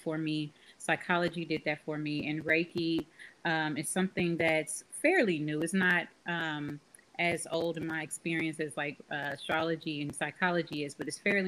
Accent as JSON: {"language": "English", "town": "Austin", "region": "Texas", "country": "United States", "tie": "born or raised there", "said": "Born and raised in Austin, Texas"}